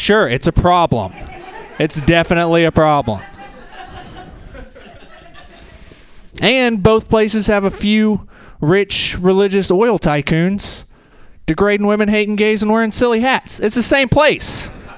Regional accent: rural Tennessee, United States; From rural Tennessee myself, and I'm 31. That means I was a freshman in a new high school in the rural South

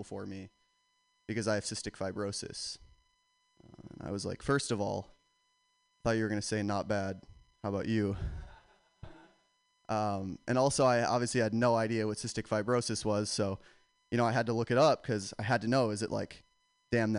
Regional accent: Boston, Massachusetts, United States; I'm from Boston, which basically just means I grew up around only Irish Americans

